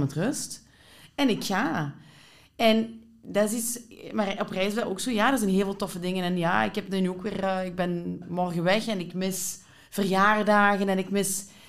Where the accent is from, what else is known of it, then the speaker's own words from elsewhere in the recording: Limburg, Flanders, Belgium; moved away as an adult; now in Antwerp, Belgium; als ik hier ben komen wonen in Antwerpen, 15 jaar geleden, vond ik dat zo opvallend, want ik kom van Limburg